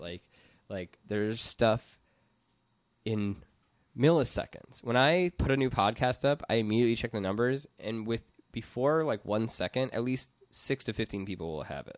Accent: Madison, Wisconsin, United States; moved away as an adult; now in Los Angeles, United States; I'm from Madison where there's, like, cooperative grocery stores and housing

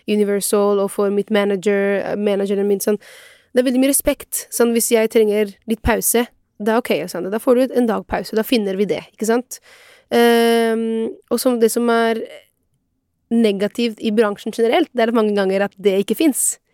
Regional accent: Italy; now in Norway; meg som italiener

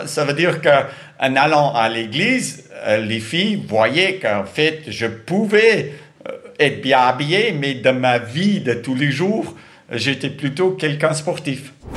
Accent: South Africa; Je suis né en Afrique du Sud

